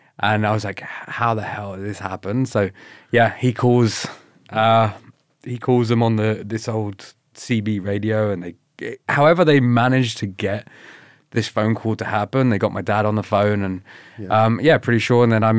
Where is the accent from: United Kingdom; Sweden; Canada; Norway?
United Kingdom; Slough, South East England; moved away; I grew up in a really crap area in England called Slough.